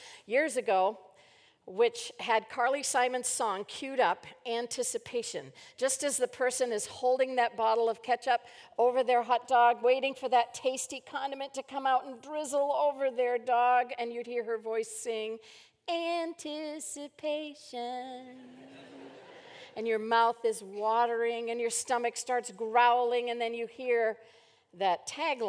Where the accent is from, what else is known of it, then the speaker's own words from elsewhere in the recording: Maine, United States; moved away; growing up in Maine